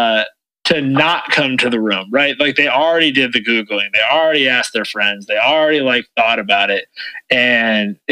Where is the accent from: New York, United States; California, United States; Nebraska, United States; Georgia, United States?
California, United States; Oakland; also born or lived in Atherton, California; now in Los Angeles, United States; I grew up in Oakland